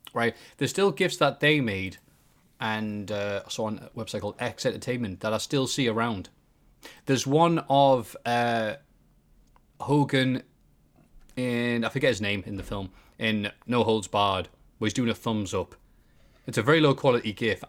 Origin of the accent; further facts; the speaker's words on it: Bishop Auckland, North East England, United Kingdom; I am definitely from Bishop Auckland